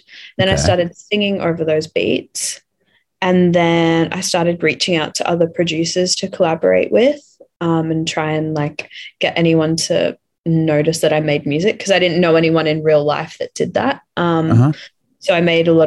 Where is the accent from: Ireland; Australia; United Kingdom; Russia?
Australia; Brisbane, Queensland; moved away as an adult; now in Melbourne, Australia; I am from Brisbane, Australia